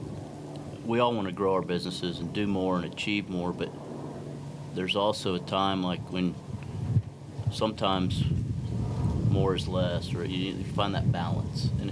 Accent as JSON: {"language": "English", "region": "Texas", "country": "United States", "said": "Texans. We're from Texas"}